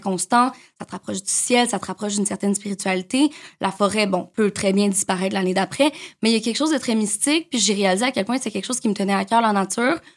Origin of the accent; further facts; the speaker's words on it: Montreal, Quebec, Canada; j'ai grandi à Montréal